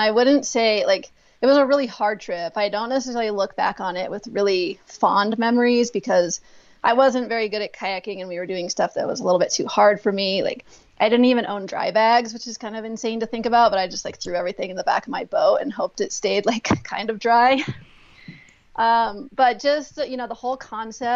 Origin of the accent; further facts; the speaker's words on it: Aspen, Colorado, United States; I grew up in Aspen, Colorado